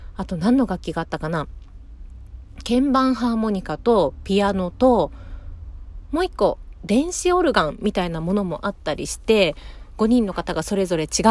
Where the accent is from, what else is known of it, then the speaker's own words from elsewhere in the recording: Fuchu, Japan; 私の地元府中市